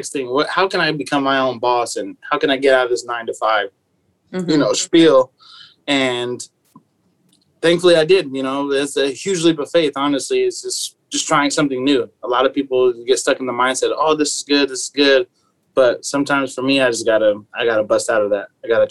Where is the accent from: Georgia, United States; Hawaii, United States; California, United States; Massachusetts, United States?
California, United States; San Diego; I was raised in San Diego, born and raised.